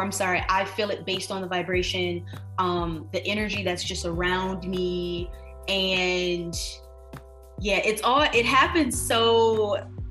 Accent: Detroit, Michigan, United States; moved away as an adult; now in New York City, United States; born and raised in Detroit, Michigan, now here in NYC for the last 4 years

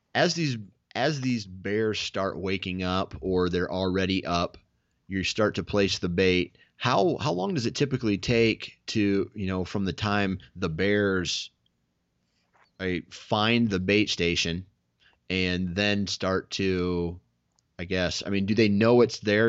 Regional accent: Iowa, United States; I'm from Iowa

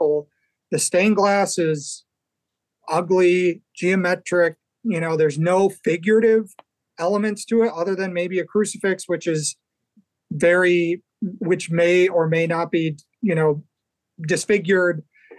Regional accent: Chicago, Illinois, United States; I grew up in Chicago originally

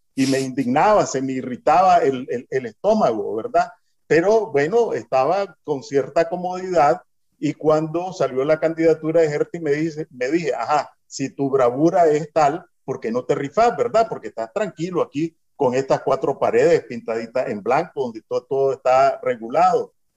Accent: Nicaragua; moved away as an adult; also born or lived in Miami / California; now in San José, Costa Rica; todos somos nicaragüenses en el exterior

